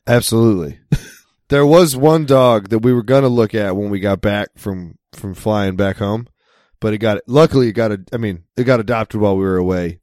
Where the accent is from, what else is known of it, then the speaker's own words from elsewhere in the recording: United States; I'm American